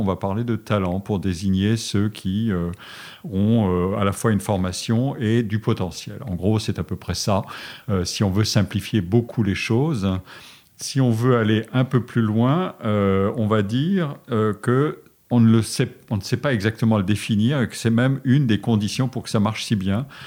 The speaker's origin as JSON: {"language": "French", "town": "Forbach", "region": "Grand Est", "country": "France", "tie": "born or raised there", "moved": "yes", "said": "je suis né en Lorraine, dans une ville de la frontière allemande qui s'appelait Forbach, et j'étais très heureux euh, à Forbach."}